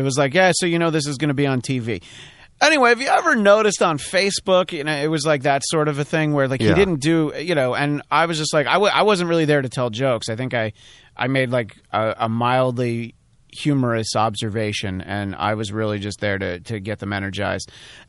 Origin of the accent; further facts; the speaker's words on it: New York, United States; I grew up near New Jersey, but I grew up in New York State.